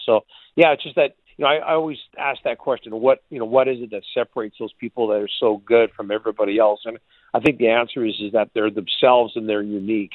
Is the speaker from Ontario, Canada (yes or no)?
no; Burnaby, British Columbia, Canada; also born or lived in Red Deer; I'm from Burnaby, but I worked in Red Deer uh, for three years.